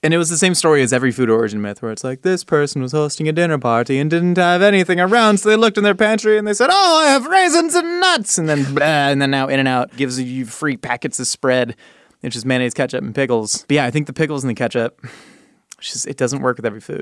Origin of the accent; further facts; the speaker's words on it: California, United States; growing up in California